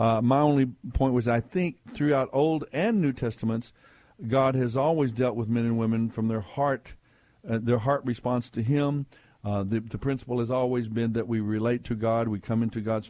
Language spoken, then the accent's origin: English; Texas, United States; We are from Texas, folks. We wrestle down here